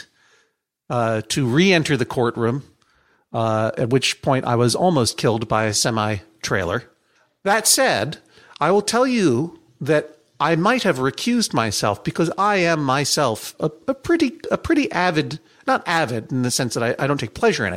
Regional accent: Brookline, Massachusetts, United States; also born or lived in Boston, Massachusetts; now in Brooklyn, United States; growing up in Boston and Brookline and in the Chestnut Hill area of Brookline

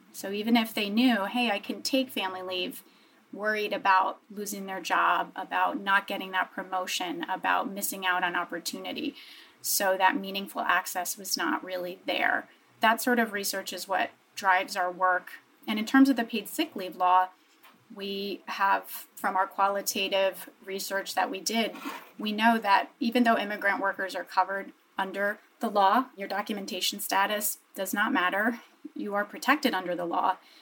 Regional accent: New Jersey, United States; I grew up in New Jersey in a very diverse, sort of medium sized um, municipality

